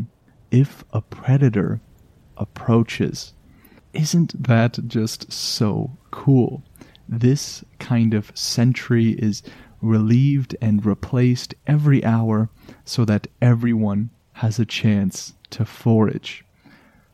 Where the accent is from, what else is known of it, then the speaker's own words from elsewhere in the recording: Canada; I am just a Canadian in my little bubble of always cold